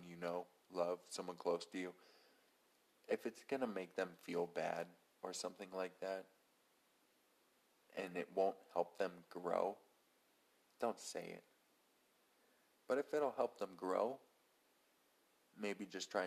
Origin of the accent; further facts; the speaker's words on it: United States; we're all American